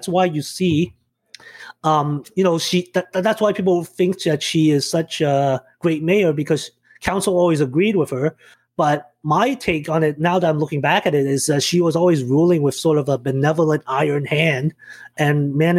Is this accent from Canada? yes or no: yes; Mississauga, Ontario, Canada; also born or lived in Hong Kong; I moved here from Hong Kong in 1990. So I've been a Mississauga resident for about 30 years.